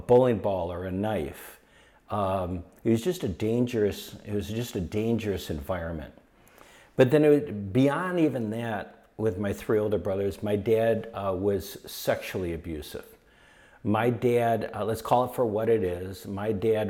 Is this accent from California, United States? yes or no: no; Detroit, Michigan, United States; moved away; also born or lived in Malibu; it was better and it was safer than what we grew up with in Detroit